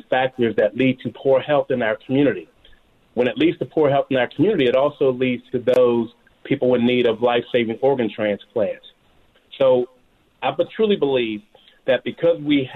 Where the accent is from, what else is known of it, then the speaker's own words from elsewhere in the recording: Pittsburgh, Pennsylvania, United States; now in Georgia, United States; I'm originally from Pittsburgh, Pennsylvania